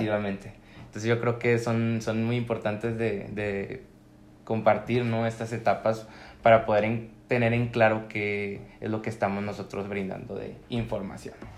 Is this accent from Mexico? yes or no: yes; Comarca Lagunera, Mexico; soy activista lagunero